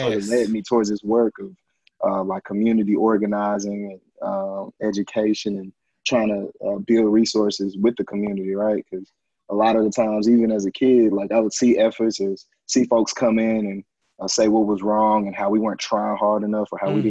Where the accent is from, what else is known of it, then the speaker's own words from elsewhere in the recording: Dallas, Texas, United States; accent: country; I grew up here in Dallas. I was born and raised